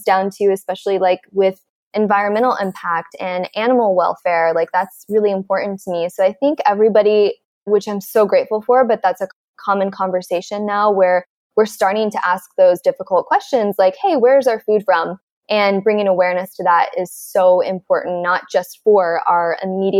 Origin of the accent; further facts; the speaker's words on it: Midwest, United States; I'm from the Midwest, and I grew up with parents who were like, textbook Midwest